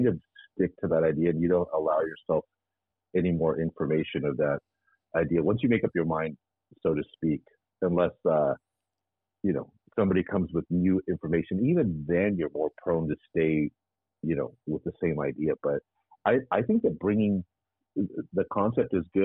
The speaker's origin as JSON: {"language": "English", "town": "Ontario", "region": "California", "country": "United States", "tie": "born or raised there", "lives_now": "Rancho Cucamonga, United States", "said": "I was raised in Ontario, and I grew up in like between this like the north side and the south side"}